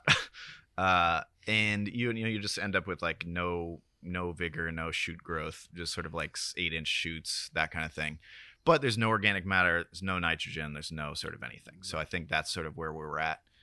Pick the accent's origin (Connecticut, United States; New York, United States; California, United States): California, United States; Sebastopol; moved away as an adult; also born or lived in Oakland, California; now in Marfa, United States; I was born in Oakland, moved to Sebastopol when I was nine, went to school there